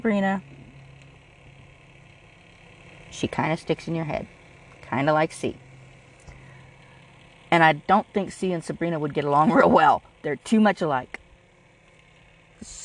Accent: California, United States; I'm from California.

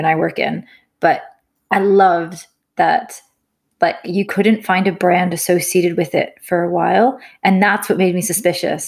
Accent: Canada; When I was in university, during my summers, I worked for a silviculture company, as many Canadian students

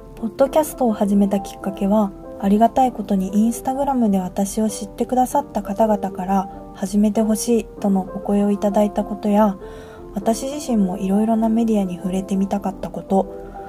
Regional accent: Tokyo, Japan; 私は1998年5月13日東京生まれ

